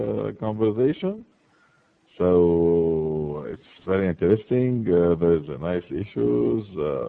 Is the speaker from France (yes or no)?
yes; France; English is a second language; moved away as an adult; now in Qatar; I'm French. So uh-huh. I work for many countries. So actually now I'm in Qatar, in the Gulf.